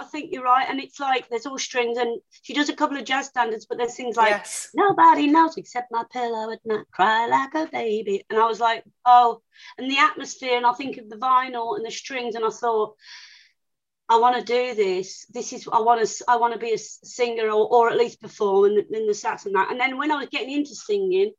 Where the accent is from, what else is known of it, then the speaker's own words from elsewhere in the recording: Birmingham, West Midlands, United Kingdom; at school, which was a grammar school, you know, I'm from Birmingham